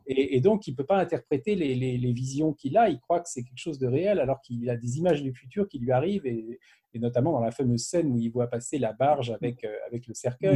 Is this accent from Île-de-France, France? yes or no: yes; Paris, Île-de-France, France; chez nous à Paris